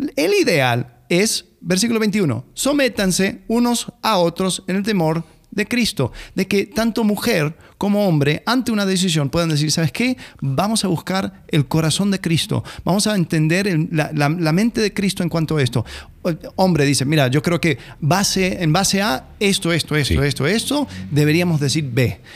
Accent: Argentina; como, argentino

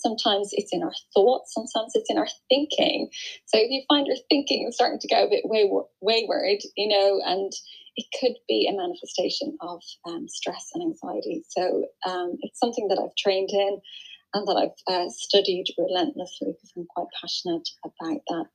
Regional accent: Ireland; now in Surrey, United Kingdom; I'm Irish. Um, I live in Surrey in the UK.

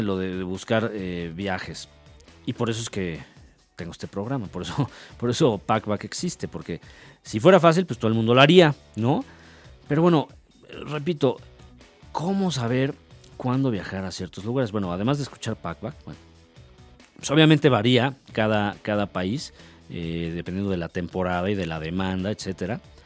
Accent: Mexico; yo soy mexicano

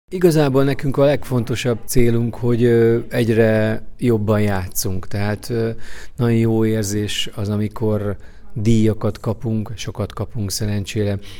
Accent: Hungary

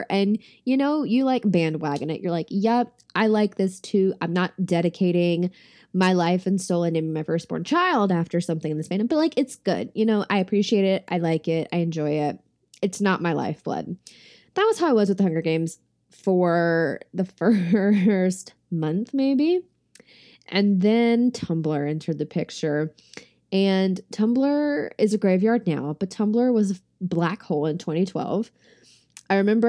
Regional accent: the South, United States; I'm from the South, so I'm very familiar with this

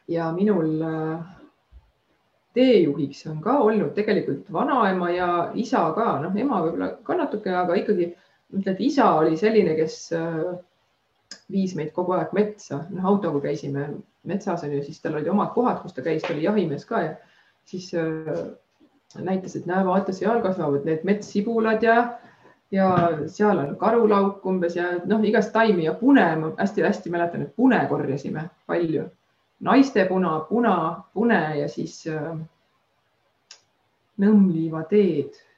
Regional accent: Estonia; mina ise olen nagu maalt pärit, et ma olen Taevlast äh, ja kogu aeg metsas elanud väiksest peast.

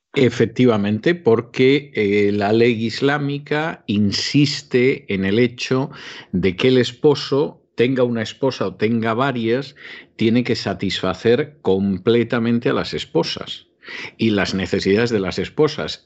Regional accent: Spain; de España

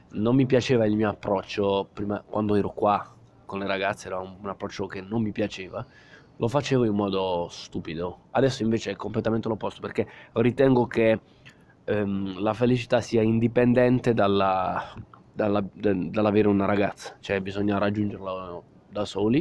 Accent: Southern Italy, Italy; moved away as an adult; al mio paese, al sud Italia

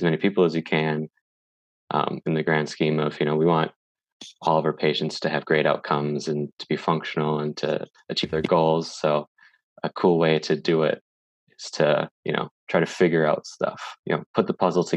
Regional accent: Green Bay, Wisconsin, United States; moved away; we were both born in Green Bay and lived around the same area

